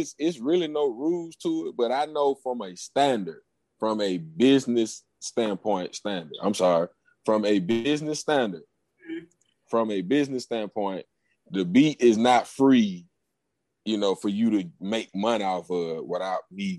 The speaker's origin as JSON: {"language": "English", "town": "Gaston", "region": "Alabama", "country": "United States", "tie": "born or raised there", "said": "I'm from Gaston, Alabama, y'all. I'm a country boy. You know what I'm saying? Growing up down here"}